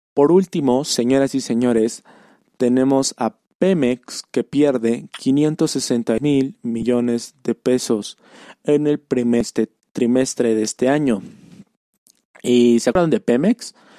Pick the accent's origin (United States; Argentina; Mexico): Mexico; Puebla; yo soy de Puebla Capital